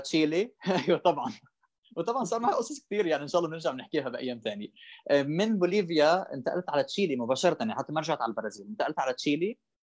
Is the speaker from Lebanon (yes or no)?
yes; Sidon, South Governorate, Lebanon; moved away as an adult; also born or lived in Palestine (ancestry); now in São Paulo, Brazil; انا فلسطيني صح ولبناني كمان